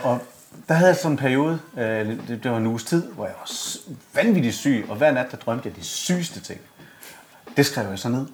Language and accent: Danish; Esbjerg, Southern Denmark, Denmark; fra Esbjerg. Ja, ja, ja. Og super flink fyr fra samme lille bitte skodby, som jeg kommer fra